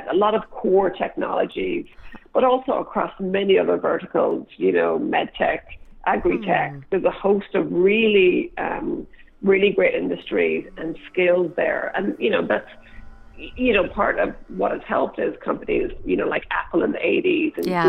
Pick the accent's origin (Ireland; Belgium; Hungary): Ireland; moved away as an adult; now in San Francisco, United States; growing up in Ireland